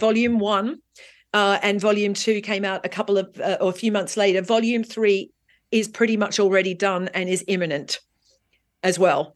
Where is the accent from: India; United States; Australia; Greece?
Australia; also born or lived in London, United Kingdom; now in Marbella, Spain; as an Australian who grew up in the sunshine and beach culture